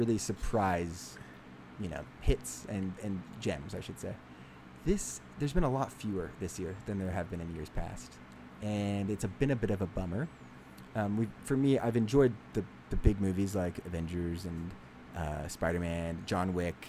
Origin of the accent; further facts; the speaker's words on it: Bay Area, California, United States; I grew up around the Bay Area and I work in the Bay Area